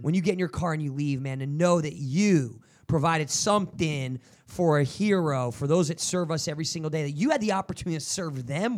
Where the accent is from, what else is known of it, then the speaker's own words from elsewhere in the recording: New Jersey, United States; I'm from Jersey